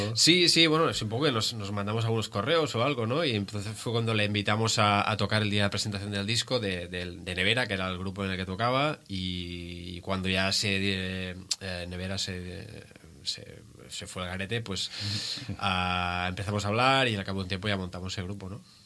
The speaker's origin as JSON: {"language": "Spanish", "town": "Molins de Rei", "region": "Catalonia", "country": "Spain", "tie": "born or raised there", "lives_now": "Badalona, Spain", "said": "yo crecí en Molins de Rei, ah, pero ahora vivo en Badalona"}